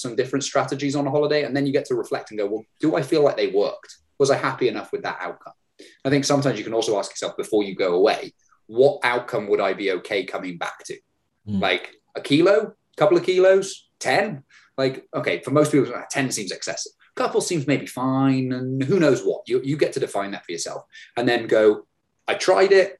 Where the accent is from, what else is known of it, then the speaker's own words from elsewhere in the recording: United Kingdom; growing up in Britain